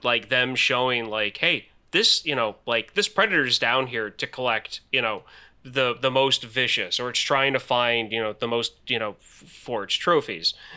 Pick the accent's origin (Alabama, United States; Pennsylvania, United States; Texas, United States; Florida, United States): Pennsylvania, United States; also born or lived in Alton, Illinois; I'm not originally from Pennsylvania. When I was eight years old, my parents moved to Pennsylvania from Alton, Illinois